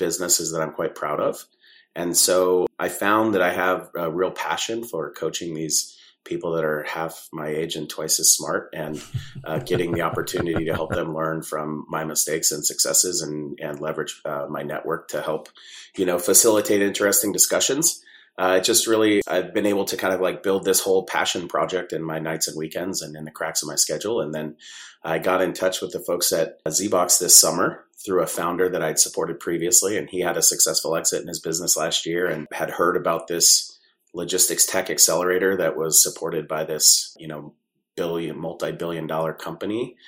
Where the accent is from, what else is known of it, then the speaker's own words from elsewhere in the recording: San Diego, California, United States; I grew up mostly in San Diego, California.